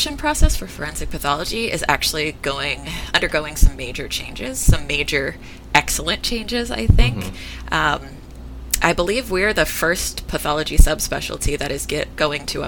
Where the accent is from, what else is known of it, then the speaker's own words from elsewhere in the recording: Stockton, California, United States; moved away as an adult; also born or lived in San Francisco, California; now in Seattle, United States; I'm originally from California and I spent most of my life there. This is, being in Seattle is my first time living outside of California